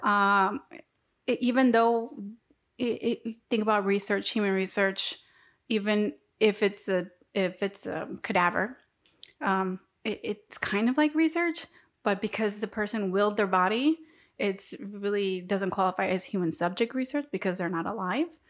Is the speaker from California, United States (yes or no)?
no; Texas, United States; I'm from Texas